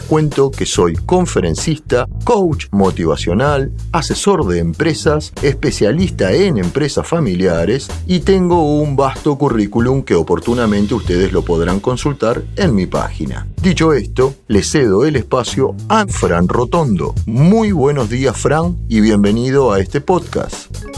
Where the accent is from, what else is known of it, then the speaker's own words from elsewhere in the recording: Argentina; moved away as an adult; now in Spain; soy argentino y recién llegado a España